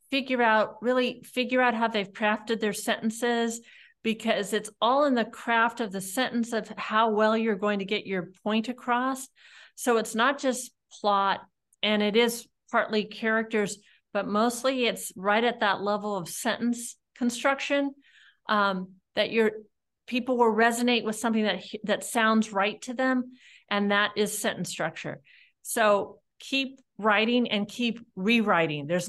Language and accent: English; California, United States; From California.